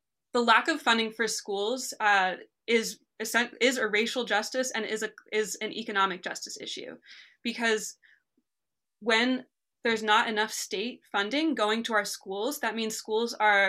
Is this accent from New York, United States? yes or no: no; New Jersey, United States; now in Massachusetts, United States; I grew up in New Jersey and the public school system